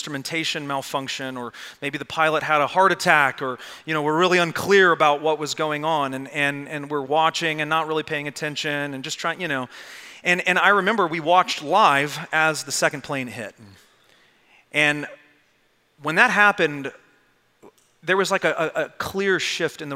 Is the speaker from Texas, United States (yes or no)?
yes; Arlington, Texas, United States; I grew up in Arlington, Texas.